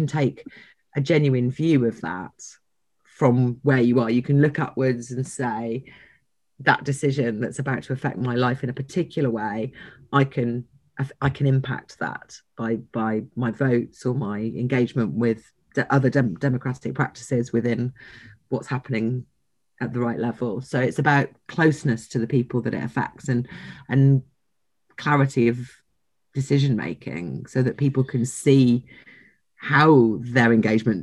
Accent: London, United Kingdom; I'm from London

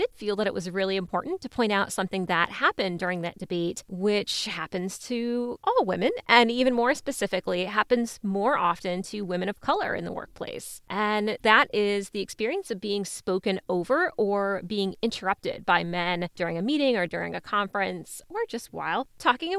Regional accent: Maryland, United States; now in Austin, United States; I am an East Coaster. I'm from Maryland. I now live in Austin, Texas with my fiance

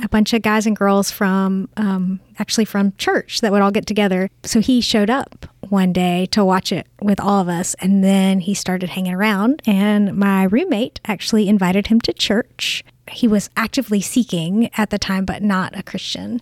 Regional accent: Augusta, United States; I grew up here in Augusta

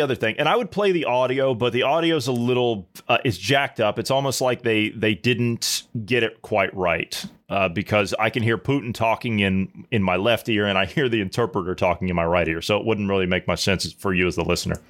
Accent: United States; as an American

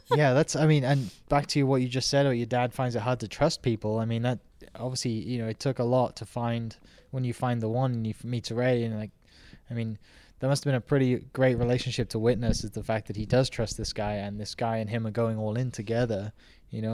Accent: twenty minutes from Cardiff, South Wales, United Kingdom; moved away; I grew up, like, twenty minutes from Cardiff

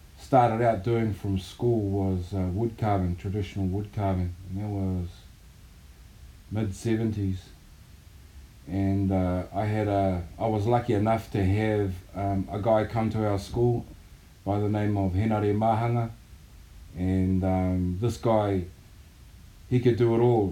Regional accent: Auckland, New Zealand; also born or lived in Hokianga; I grew up in Auckland, and I grew up in a little place called Ōtara

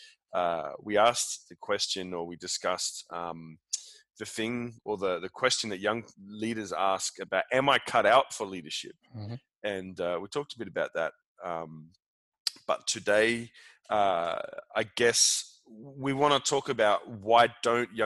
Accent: Australia; now in Copenhagen, Denmark; I'm also loving being an Australian in Denmark

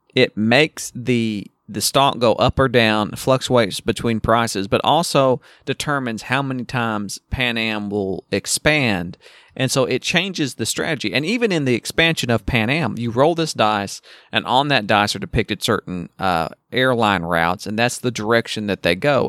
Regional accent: the South, United States; I'm from the South

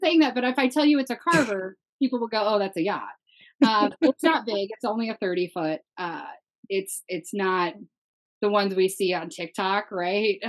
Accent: Minnesota, United States; I come from a very Christian Midwest family, right? I'm from Minnesota

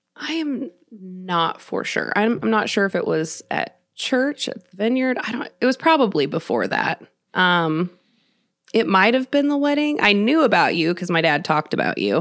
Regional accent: Kansas City, Missouri, United States; also born or lived in Nashville, Tennessee; I was born and raised here in Kansas City.

